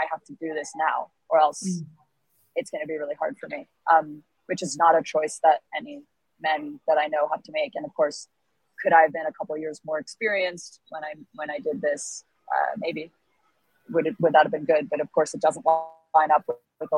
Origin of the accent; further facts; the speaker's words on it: United States; I'm white and American